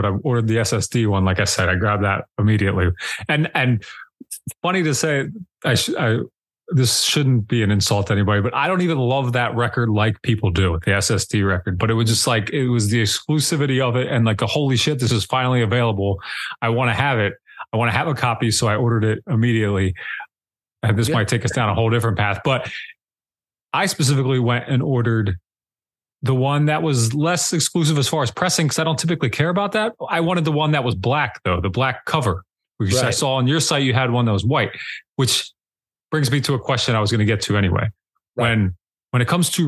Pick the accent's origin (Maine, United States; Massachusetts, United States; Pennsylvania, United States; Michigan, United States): Pennsylvania, United States; I grew up in Pennsylvania